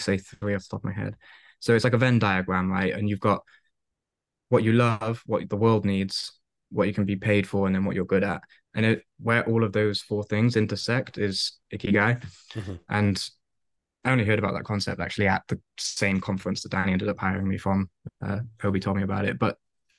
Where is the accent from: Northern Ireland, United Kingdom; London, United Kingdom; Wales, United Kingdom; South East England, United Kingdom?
Wales, United Kingdom; moved away; I don't even speak Welsh. I'm Welsh